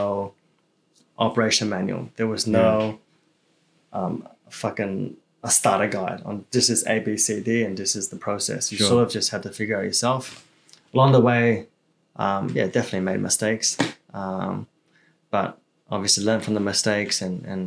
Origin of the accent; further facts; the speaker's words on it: Melbourne, Victoria, Australia; English is a second language; also born or lived in China; originally I grew up in the East